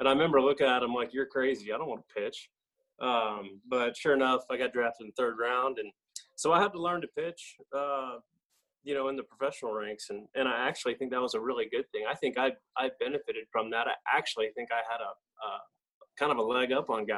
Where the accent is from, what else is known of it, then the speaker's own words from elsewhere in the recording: East Cobb, Georgia, United States; I grew up in East Cobb